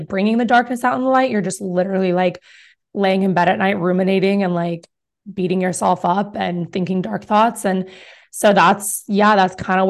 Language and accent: English; New York, United States; now in Greeley, United States; So it's like, I was like, I'm not like you cow town people. Okay. Just know I'm from New York.